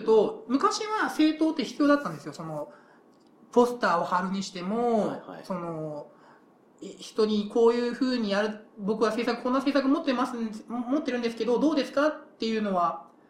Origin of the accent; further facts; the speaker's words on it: Kyushu, Japan; moved away; 自分の故郷、九州の話ですけど